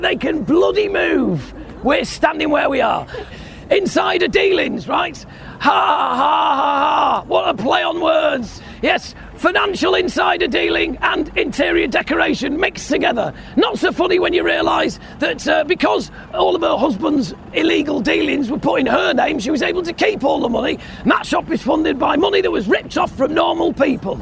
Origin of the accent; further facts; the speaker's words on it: Yorkshire and the Humber, United Kingdom; As a Yorkshireman